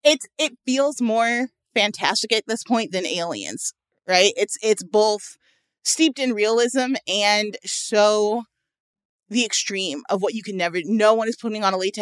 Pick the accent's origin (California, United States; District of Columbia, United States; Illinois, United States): Illinois, United States; Chicago; I'm from Chicago, one of the most politically corrupt places in the world.